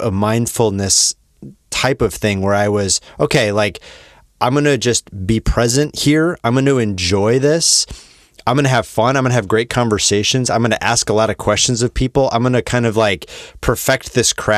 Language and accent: English; Wisconsin, United States; moved away; I'm from Wisconsin, where I would say the normalization of drinking is even more